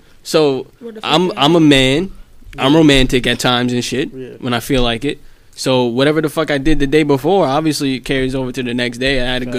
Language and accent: English; United States; I'm American